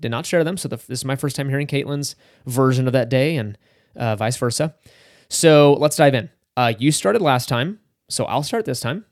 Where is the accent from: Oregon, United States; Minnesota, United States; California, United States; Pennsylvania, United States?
California, United States; Northern; I grew up in Northern California